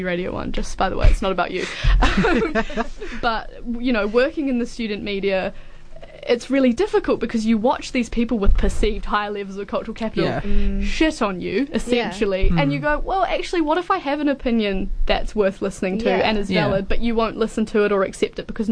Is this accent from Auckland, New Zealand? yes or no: yes; Auckland, New Zealand; moved away as an adult; now in Dunedin, New Zealand; I'm from Auckland originally, so I came from that down to here